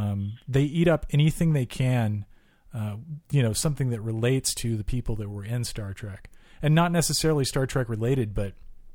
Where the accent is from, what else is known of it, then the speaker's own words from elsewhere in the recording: Southern California, United States; now in Austin, United States; we're originally from Southern California. We moved here to Austin.